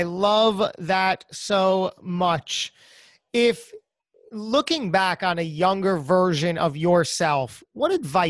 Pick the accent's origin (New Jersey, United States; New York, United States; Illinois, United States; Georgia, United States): New Jersey, United States; I'm born and raised in Jersey.